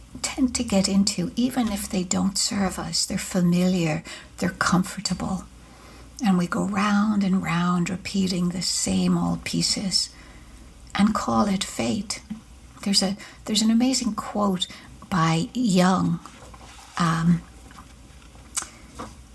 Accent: Ireland; now in United States; growing up in Ireland, it was easy to do that with all of the Catholicism

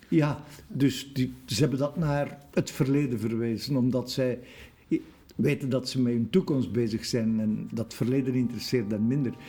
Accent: Brussels, Brussels-Capital Region, Belgium; wij als Brusselaars

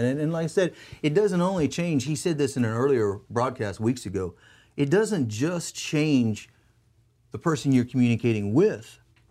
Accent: Texas, United States; Right here in my home state of Texas.

